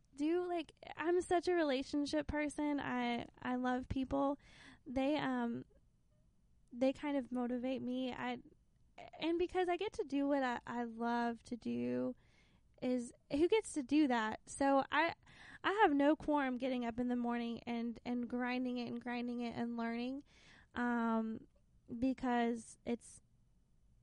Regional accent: Lexington, South Carolina, United States; also born or lived in Arkansas; now in Anderson, United States; I grew up in Lexington, South Carolina, which is still, like, near Columbia

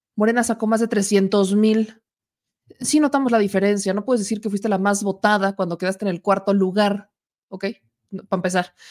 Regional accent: Puebla, Mexico; en el estado de Puebla, en mi bonito estado, en mi terruño, en mi hogar, en mi casa

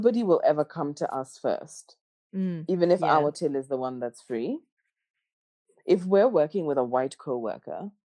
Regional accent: Kenya; now in Australia; I'm Kenyan. I'm from Kenya.

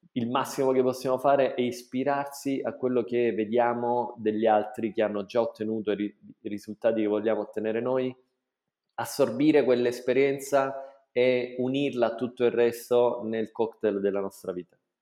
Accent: Taviano, Apulia, Italy; moved away as an adult; also born or lived in Bologna / London / United Arab Emirates; sono nato a Taviano nel 1978

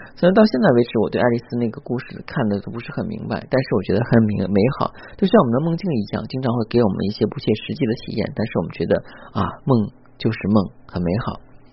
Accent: China; 我们中国人

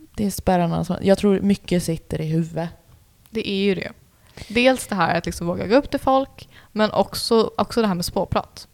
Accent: Sweden; jag är ju svensk

